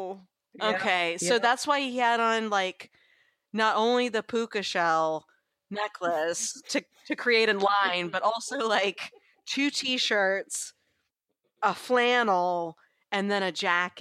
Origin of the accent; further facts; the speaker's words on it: the South, United States; Well, I grew up in the South. I do say Reese's Pieces sometimes when I'm not paying attention.